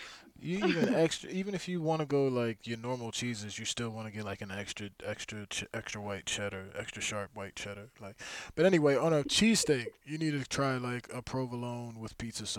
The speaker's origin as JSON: {"language": "English", "country": "United States", "said": "I'm from the Northeast, Philly, Jersey area."}